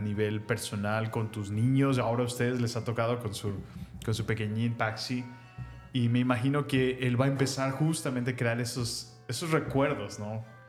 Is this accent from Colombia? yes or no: no; Salamanca / León, Guanajuato, Mexico; moved away; yo me mudé de Salamanca eh, a la ciudad, digamos, más grande, que era León, y yo me mudé a la entré a la secundaria